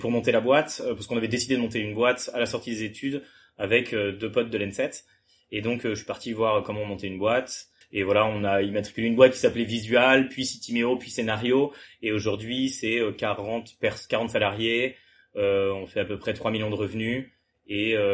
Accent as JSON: {"language": "French", "town": "Le Mans", "region": "Pays de la Loire", "country": "France", "moved": "as an adult", "lives_now": "Toulouse, France", "said": "Euh, j'ai... Donc moi je viens du Mans, ensuite j'ai fait, j'ai fait prépa au Mans"}